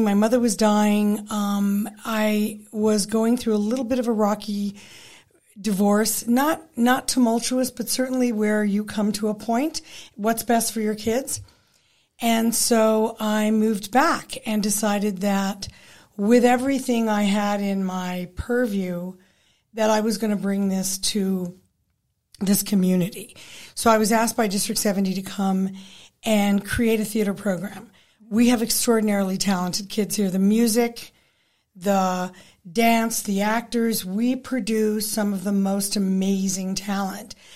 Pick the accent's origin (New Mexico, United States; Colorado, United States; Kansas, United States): Colorado, United States; Pueblo; moved away as an adult; also born or lived in Fort Collins / Boulder / Halifax / Toronto; I grew up in Pueblo